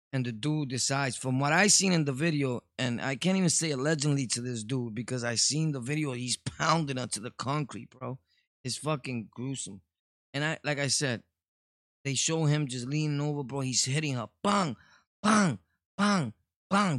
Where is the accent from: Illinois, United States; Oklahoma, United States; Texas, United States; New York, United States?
New York, United States; New York City; I was born and raised in Brooklyn